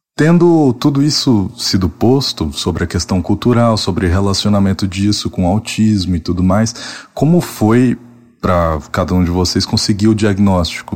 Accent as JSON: {"language": "Portuguese", "region": "Tocantins", "country": "Brazil", "said": "Eu sou de Tocantins"}